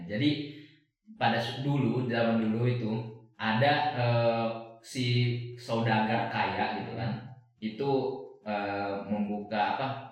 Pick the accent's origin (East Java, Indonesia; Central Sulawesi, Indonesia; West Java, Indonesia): Central Sulawesi, Indonesia; Palu; aku kan dari kota Palu